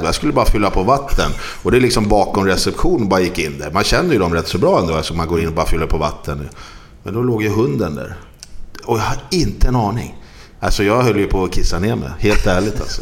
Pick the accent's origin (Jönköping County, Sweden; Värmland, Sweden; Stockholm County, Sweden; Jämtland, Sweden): Stockholm County, Sweden; Stockholm; moved away as an adult; now in Gothenburg, Sweden; jag är stockholmare